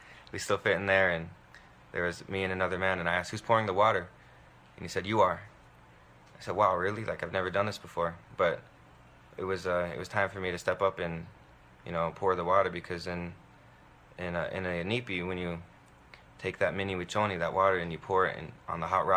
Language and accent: English; South Dakota, United States; I'm from Cheyenne River Sioux Tribe Indian Reservation, Itasipcho, Mini Koju Bands, and I live in Eagle Butte.